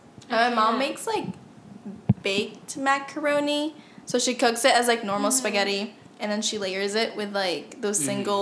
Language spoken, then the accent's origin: English; Philippines; English is a second language; moved away; growing up in the Philippines